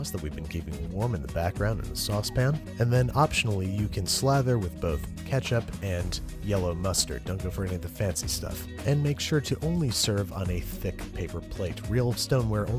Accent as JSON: {"language": "English", "town": "Rochester", "region": "New York", "country": "United States", "tie": "born or raised there", "moved": "yes", "said": "my hometown of Rochester, New York"}